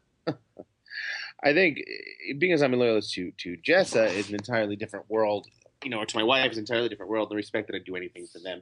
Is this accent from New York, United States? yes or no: yes; New York, United States; I'm a Jew from New York